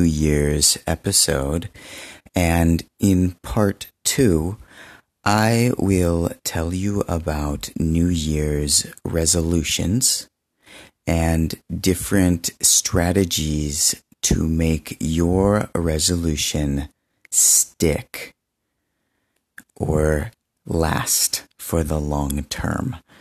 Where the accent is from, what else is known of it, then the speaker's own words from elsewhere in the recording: United States; also born or lived in Benin; I'm American, but I lived in Benin for two years